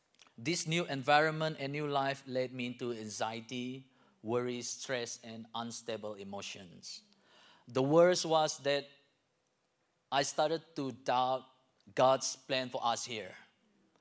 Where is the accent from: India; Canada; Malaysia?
Malaysia; moved away as an adult; now in Lawrence, United States; I'm from Malaysia